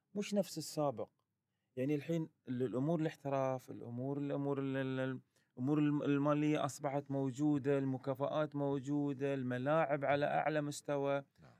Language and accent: Arabic; Qatar; كوني كقطري